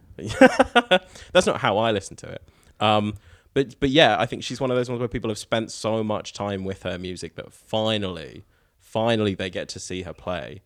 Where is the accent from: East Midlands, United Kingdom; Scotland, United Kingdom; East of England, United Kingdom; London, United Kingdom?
East of England, United Kingdom; Norwich; now in New Zealand; the Waterfront in Norwich, which is my hometown